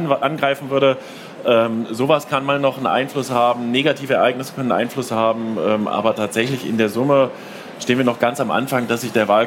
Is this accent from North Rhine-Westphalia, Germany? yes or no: no; Saxony, Germany; wobei das im ländlichen Raum, wir kommen aus Sachsen, heikel ist, sag ich mal.